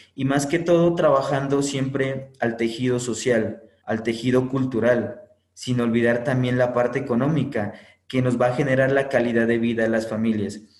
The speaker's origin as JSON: {"language": "Spanish", "town": "Sibundoy", "region": "Putumayo", "country": "Colombia", "tie": "born or raised there", "said": "desde nuestro territorio, nuestro sagrado lugar de origen, Sibundo"}